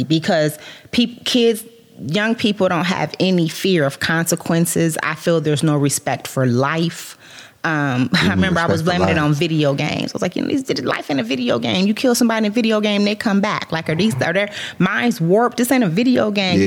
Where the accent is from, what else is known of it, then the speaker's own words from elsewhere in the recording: Canton, Ohio, United States; I grew up on the Northeast side. I lived in Rainbow from kindergarten all the way to my junior year